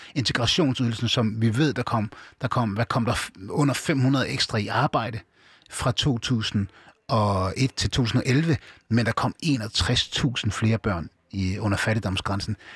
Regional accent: Aarhus, Central Denmark Region, Denmark; jeg er født og opvokset i, i Danmark. Jeg er opvokset i Gellerparken.

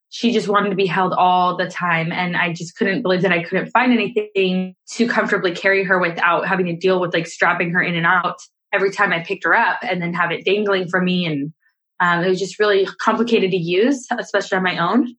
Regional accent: Scotland, United Kingdom; now in California, United States; I live in California um, and I moved here from Scotland.

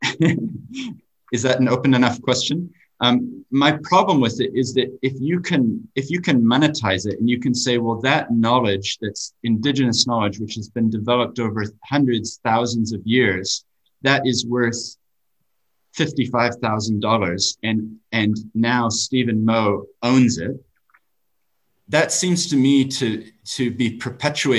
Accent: New Zealand; I have an accent, but I grew up in New Zealand

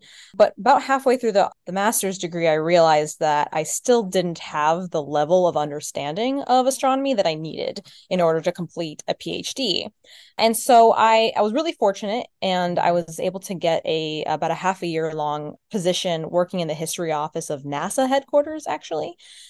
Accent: Florida, United States; I'm from Florida. That's what's there.

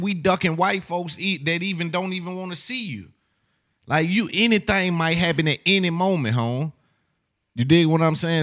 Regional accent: the South, United States; I'm from the South

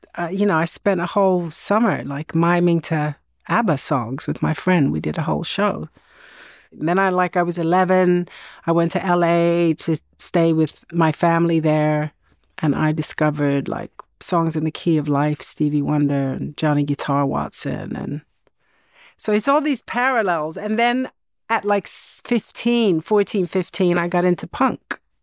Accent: Sweden; growing up in Sweden in the 70s

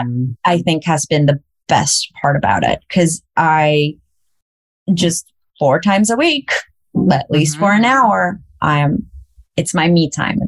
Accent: El Salvador; moved away; I grew up in El Salvador through the war.

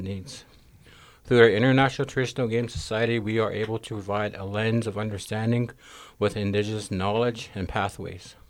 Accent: Great Falls, Montana, United States; also born or lived in Blackfeet Reservation, Montana; I was raised on the north backside of Red Blanket Hill, had to have waters to Cupping River drainage, and in the community of Great Falls

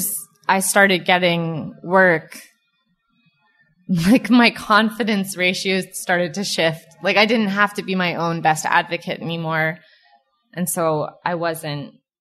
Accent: Southern California, United States; moved away as an adult; growing up in Southern California, it's basically nice all the time.

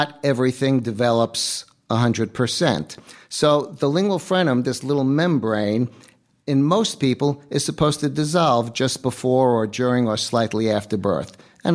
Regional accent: New York, United States; Born and raised New Yorker

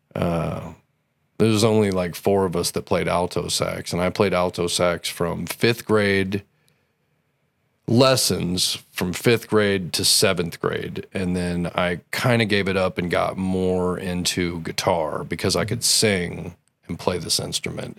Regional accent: Belleville, Illinois, United States; I was born in Belleville.

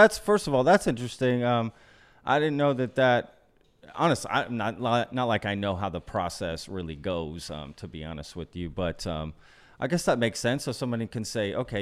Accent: Texas, United States; moved away as an adult; also born or lived in Pennsylvania; I'm from Texas

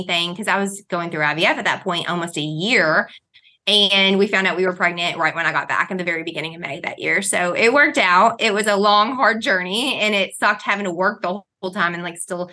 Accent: Kentucky, United States; I've grown up, you know, actually a backwoods Southern Christian Baptist. So we went to, when I was a church, we went to church when I was a kid. It was a one room wooden church with an outhouse and a wood stove. So we're from Kentucky

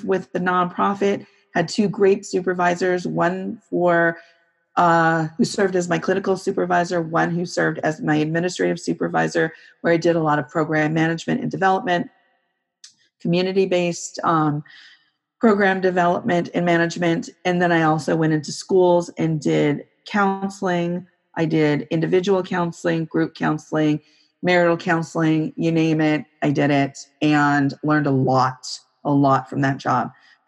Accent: Santa Cruz, California, United States; moved away as an adult; also born or lived in Northern Virginia / DC area; now in Northern Virginia, United States; I grew up in California, in Santa Cruz, California, which is near the Monterey Bay

